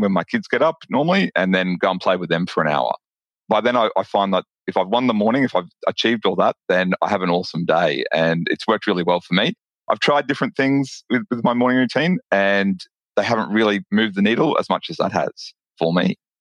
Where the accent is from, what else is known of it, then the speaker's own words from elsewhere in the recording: Brisbane, Queensland, Australia; you can probably tell from my accent that I'm from Australia. I'm from um, a, t- a city called Brisbane in Australia